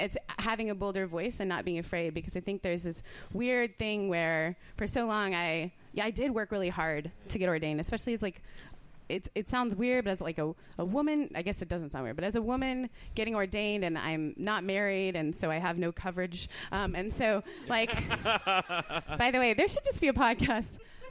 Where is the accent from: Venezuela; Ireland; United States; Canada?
Canada; also born or lived in United Kingdom; I'm Canadian and British. We're literally not allowed to.